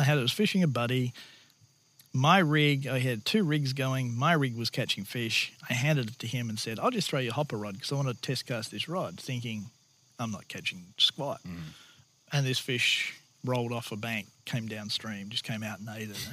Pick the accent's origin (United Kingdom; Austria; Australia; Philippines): Australia; moved away; my background in Australia